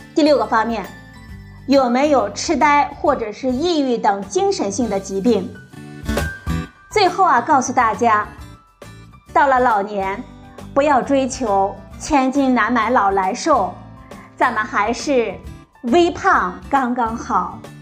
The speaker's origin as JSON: {"language": "Chinese", "country": "China", "said": "我们中国人"}